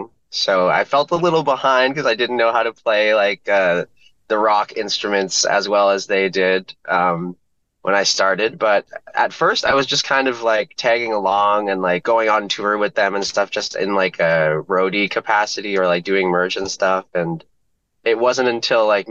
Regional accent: Windsor, Ontario, Canada; I'm from Windsor

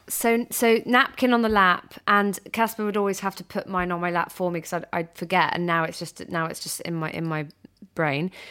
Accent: United Kingdom; I'm this British girl

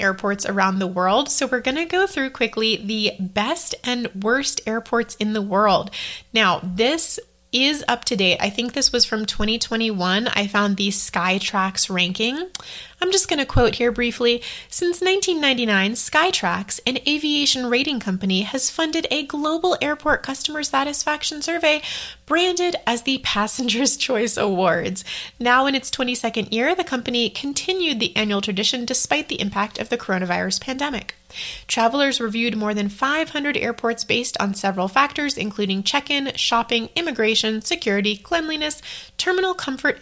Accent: United States

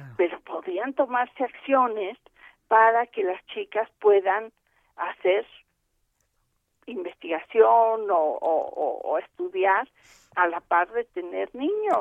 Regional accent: Mexico

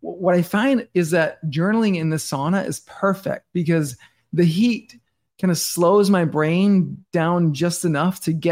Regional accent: Denmark; moved away as an adult; now in New York City, United States; I'm born and raised in Denmark and I live in New York City now

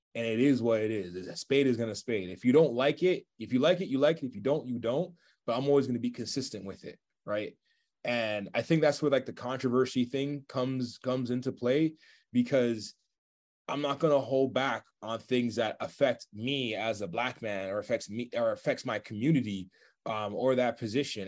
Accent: Toronto, Ontario, Canada; I love being from Toronto

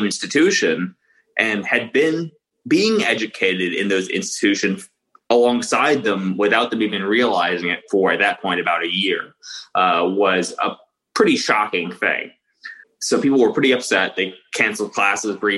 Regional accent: Florida, United States; I'm originally from Florida

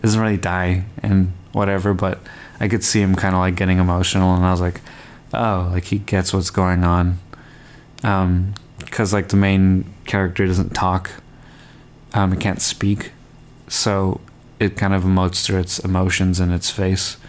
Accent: Canada; I grew up in Canada and my family is um, not from here. Like my parents are immigrants, and technically I'm an immigrant as well

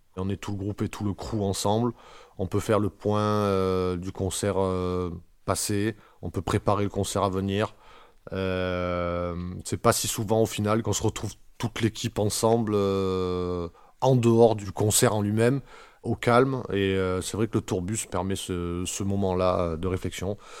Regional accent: Marseille, Provence-Alpes-Côte d'Azur, France; On vient pour la plupart de Marseille

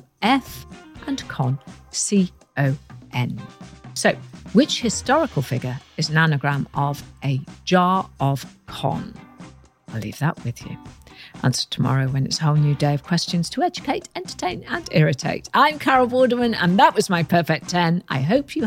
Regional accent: United Kingdom

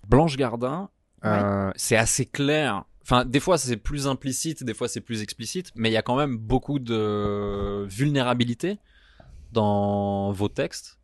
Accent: Switzerland; moi, je suis suisse

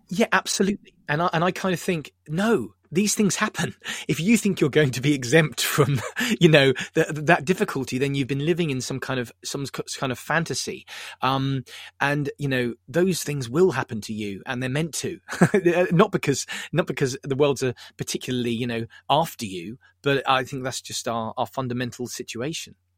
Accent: Southampton, South East England, United Kingdom; I'm from Southampton

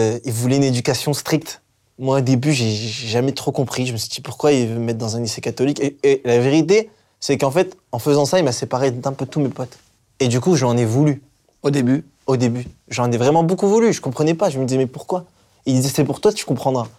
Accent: Hazebrouck, Hauts-de-France, France; je viens d'Asbrook

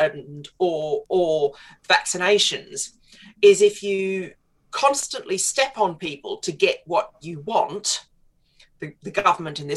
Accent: Queensland, Australia; moved away as an adult; also born or lived in Scotland; now in United Kingdom; I grew up in Queensland

